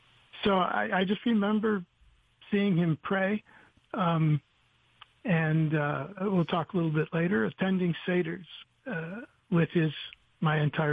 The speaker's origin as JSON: {"language": "English", "country": "United States", "tie": "born or raised there", "said": "Growing up in the United States with an American family, we would observe those rules, but sometimes with variations."}